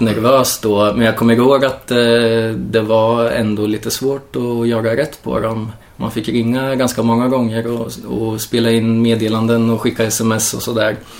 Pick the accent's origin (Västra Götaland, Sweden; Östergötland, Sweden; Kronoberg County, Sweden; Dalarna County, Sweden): Östergötland, Sweden; Norrköping; also born or lived in Kalmar; född och uppvuxen i Norrköping